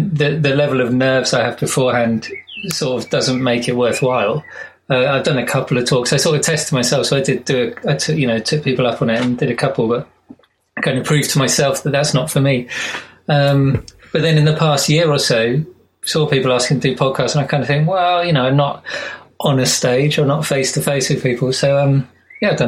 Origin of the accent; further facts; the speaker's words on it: Surrey and London, South East England, United Kingdom; moved away as an adult; now in Frome, United Kingdom; I'm from Surrey and London